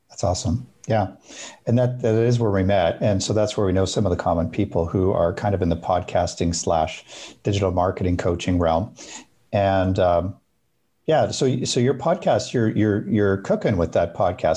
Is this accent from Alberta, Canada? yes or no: yes; Alberta, Canada; I grew up in Alberta